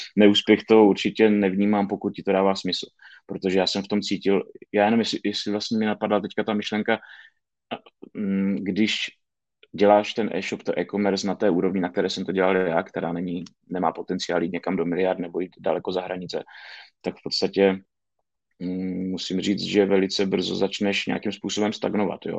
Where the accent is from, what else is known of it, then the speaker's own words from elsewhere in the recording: Šumperk, Olomouc Region, Czechia; já jsem tady ze Šumperka, z relativně malého města